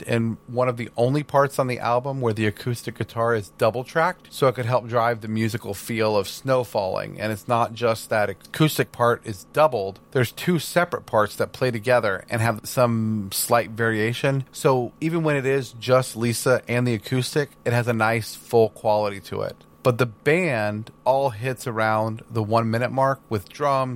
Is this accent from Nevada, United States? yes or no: no; Houston, Texas, United States; we grew up in Houston, Texas.